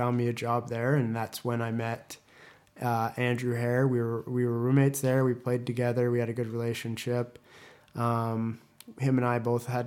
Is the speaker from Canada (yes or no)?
yes; Winnipeg, Manitoba, Canada; born there; so I was uh, I was born in Winnipeg, uh, Manitoba, not Las Vegas, like it says online.